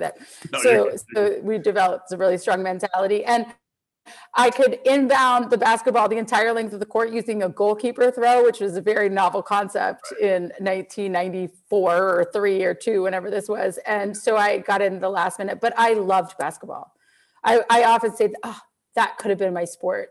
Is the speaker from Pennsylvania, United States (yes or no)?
no; Reston, Virginia, United States; I grew up in Reston, which was like this urban planning central area of the United States, the first planned community